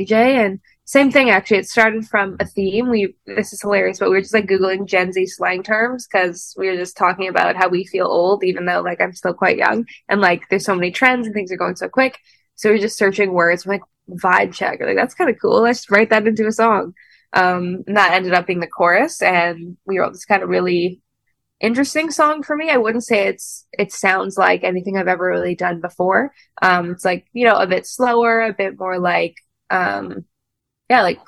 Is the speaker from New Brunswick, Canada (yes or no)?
no; Winnipeg, Manitoba, Canada; moved away as an adult; now in Los Angeles, United States; I'm from Winnipeg in Canada